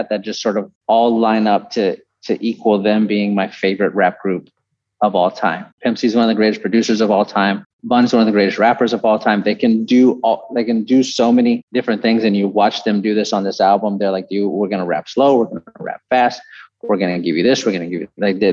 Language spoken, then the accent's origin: English; San Antonio, Texas, United States; also born or lived in Houston; I grew up in San Antonio